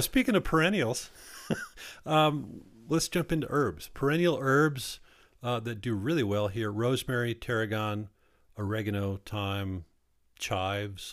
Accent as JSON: {"language": "English", "region": "Wisconsin", "country": "United States", "tie": "born or raised there", "also_born_or_lived": "Southwest Colorado", "moved": "yes", "lives_now": "Colorado, United States", "said": "I'm from Wisconsin. They had rhubarb pie when I was growing up"}